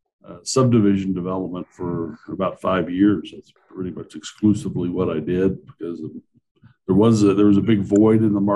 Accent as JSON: {"language": "English", "town": "Roswell", "region": "New Mexico", "country": "United States", "tie": "born or raised there", "also_born_or_lived": "Dallas, Texas", "said": "So I grew up in Roswell, New Mexico, went to college in New Mexico State."}